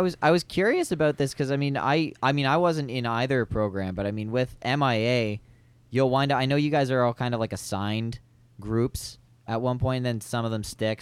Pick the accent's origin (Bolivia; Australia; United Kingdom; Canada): Canada; London, Ontario; I'm from London. Yeah, I'm born and raised